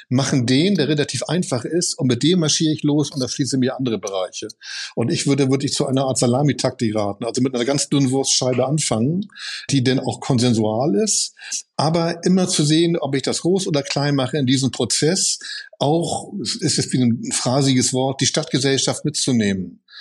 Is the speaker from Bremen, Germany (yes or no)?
no; Cologne, North Rhine-Westphalia, Germany; Und für mich als Kölner Lokalpatriotist.